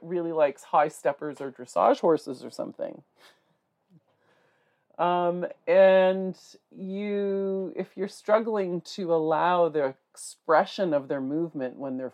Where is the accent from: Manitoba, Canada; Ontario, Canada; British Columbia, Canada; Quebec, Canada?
Ontario, Canada; North Bay; I'm from North Bay, Ontario